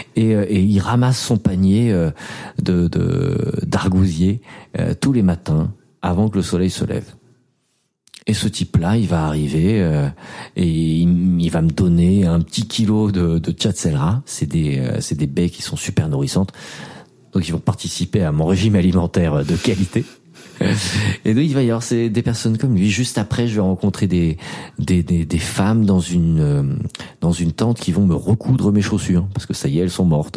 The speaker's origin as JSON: {"language": "French", "country": "France", "said": "j'ai 28 ans, je viens de France."}